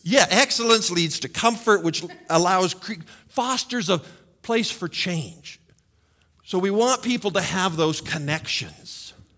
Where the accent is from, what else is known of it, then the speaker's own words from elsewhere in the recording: United States; as American males